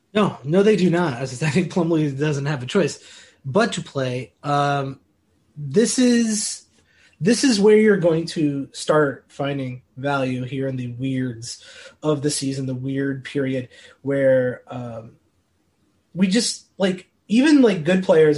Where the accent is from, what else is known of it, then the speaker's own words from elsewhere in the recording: Illinois, United States; I grew up in Illinois my whole life